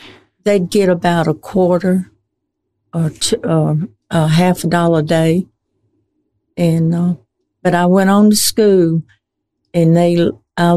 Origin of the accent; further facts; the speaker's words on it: Poarch, Alabama, United States; I was born and raised right there in Poarch, across the railroad.